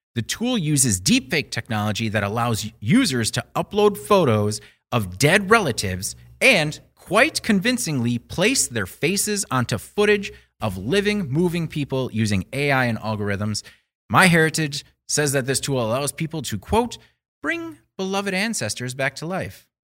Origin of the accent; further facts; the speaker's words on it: Burlington, Wisconsin, United States; I grew up in Burlington, Chocolate City, U S